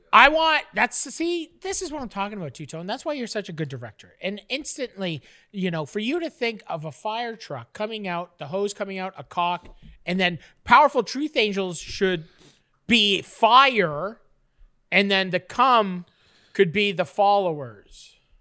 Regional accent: Canada; I'm a Canadian

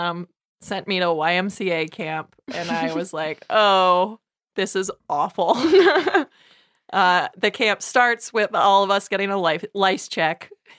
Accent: Los Angeles, California, United States; I grew up in Los Angeles.

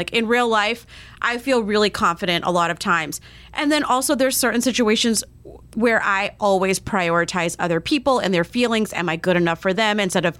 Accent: Vero Beach, Florida, United States; moved away; I grew up in Vero Beach, which is this tiny little town on the East Coast. It's like half super rich white people, half migrant population

